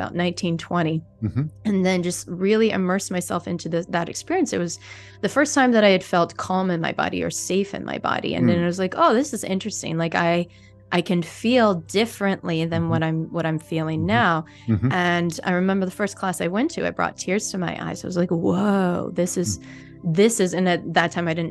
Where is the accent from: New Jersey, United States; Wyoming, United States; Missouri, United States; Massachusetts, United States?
Missouri, United States; St. Louis; moved away; originally I'm from St. Louis, Missouri. So I've got the Midwestern background